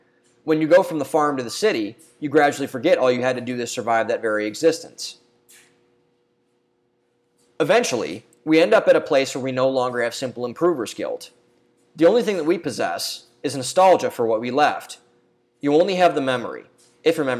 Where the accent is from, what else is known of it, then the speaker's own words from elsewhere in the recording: Ohio, United States; There's a bar and restaurant in my hometown called Two Bucks. It's a small chain that's local in Ohio.